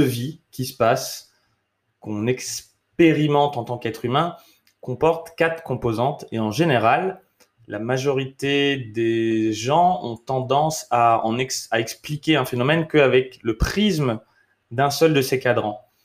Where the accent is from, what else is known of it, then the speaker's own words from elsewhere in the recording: France; also born or lived in United States; je suis français